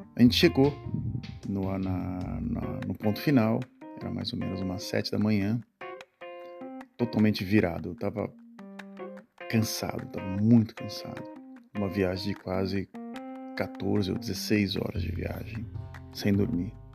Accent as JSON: {"language": "Portuguese", "country": "Brazil", "tie": "born or raised there", "moved": "as an adult", "lives_now": "Netherlands", "said": "E essas últimas duas semanas eu estive no país onde eu nasci, o Brasil"}